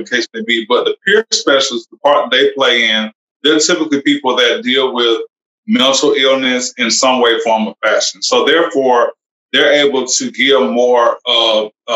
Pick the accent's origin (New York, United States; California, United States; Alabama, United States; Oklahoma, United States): Alabama, United States; also born or lived in Georgia; I am from actually from Alabama